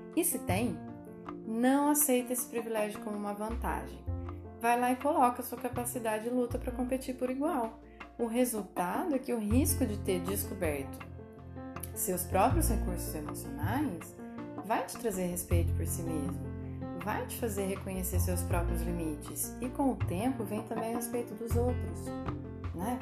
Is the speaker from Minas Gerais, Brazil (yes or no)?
yes; Minas Gerais, Brazil; now in São Paulo state, Brazil; como boa mineira